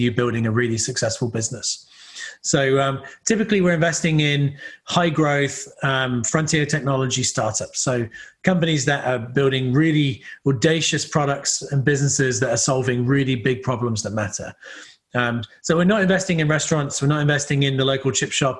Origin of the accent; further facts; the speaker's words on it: Somerset, South West England, United Kingdom; moved away as an adult; also born or lived in California, United States; now in New Zealand; I grew up in England and in the West Country